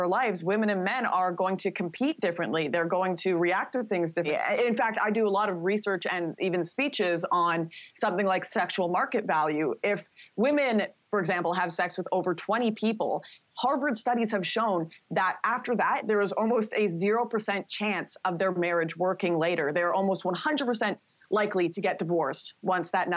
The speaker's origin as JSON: {"language": "English", "town": "Vancouver", "region": "British Columbia", "country": "Canada", "tie": "born or raised there", "said": "my hometown of Vancouver"}